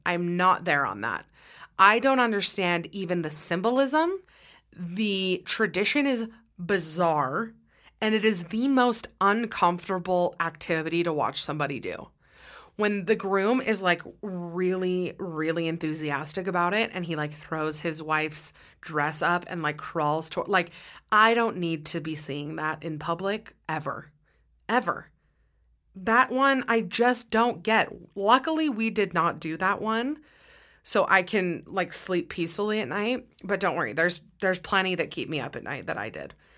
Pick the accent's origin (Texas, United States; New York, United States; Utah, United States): Utah, United States; I'm from Utah